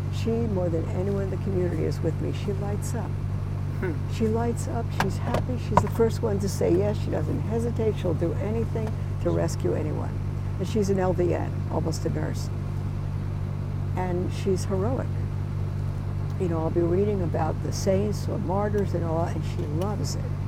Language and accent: English; New York, United States; I'm a New Yorker